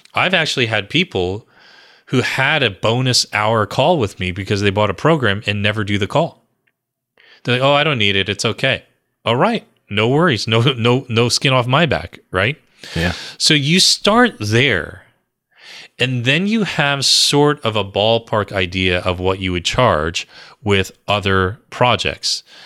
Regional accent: New Jersey, United States; born or raised there

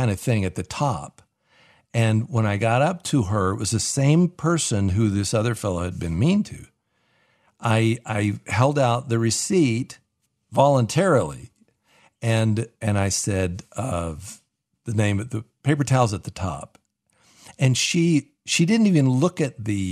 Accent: the South, United States; I'm from the South, at least south of the Mason-Dixon line

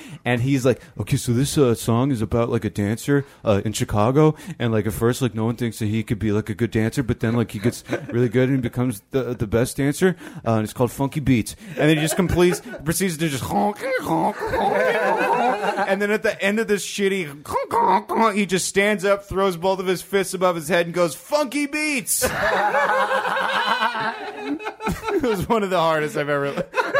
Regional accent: Ontario, Canada; I'm from Ontario

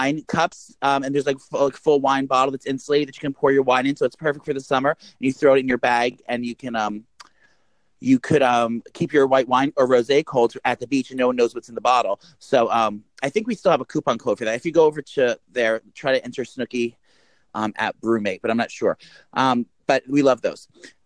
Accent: New Jersey, United States; We're both comedians from New Jersey.

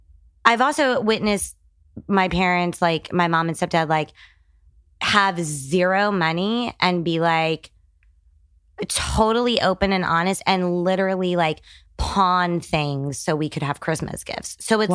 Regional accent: San Antonio, Texas, United States; born there; Well, I was born in San Antonio, Texas, but we moved all the time.

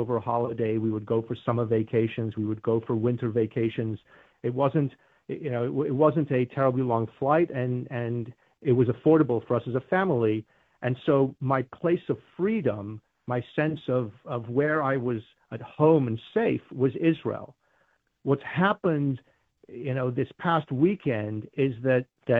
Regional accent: United Kingdom; now in United States; I grew up in Great Britain

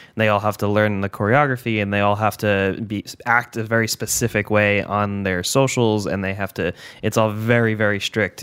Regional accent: New York, United States; moved away; I'm originally from New York

